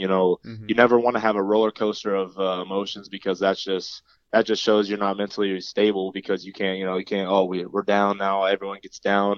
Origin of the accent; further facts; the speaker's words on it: Kansas City, Kansas, United States; also born or lived in Pennsylvania / Allen, Texas; I grew up basically in Kansas City my whole life